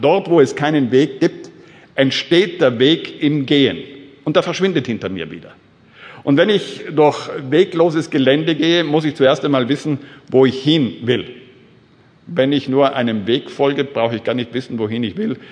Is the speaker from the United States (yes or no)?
no; South Tyrol, Trentino-Alto Adige, Italy; Ich bin groß geworden in Südtirol.